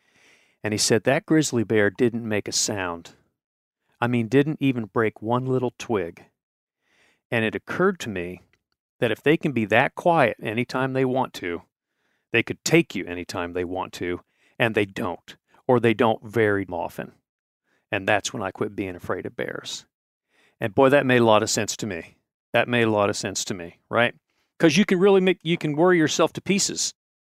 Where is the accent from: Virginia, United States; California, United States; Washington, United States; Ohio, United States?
Ohio, United States; I am originally from Ohio, but I tell everyone that I've lived as many places as 10 people.